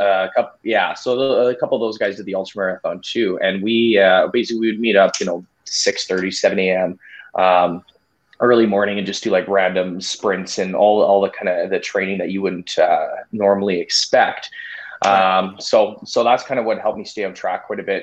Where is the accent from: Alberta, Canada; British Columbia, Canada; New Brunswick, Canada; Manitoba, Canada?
Manitoba, Canada; Winnipeg; I'm from Winnipeg, uh, Manitoba, Canada.